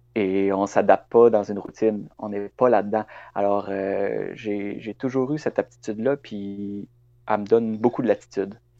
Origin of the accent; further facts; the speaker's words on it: Quebec City, Quebec, Canada; moved away as an adult; now in Carleton-sur-Mer, Canada; je suis originaire de Québec. Euh, j'ai vécu là jusqu'à l'âge de 25 ans